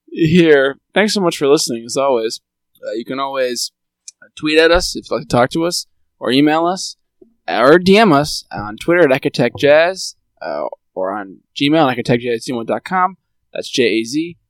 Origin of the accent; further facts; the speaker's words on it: India; I'm from India, so really, probably more accurate would be like maybe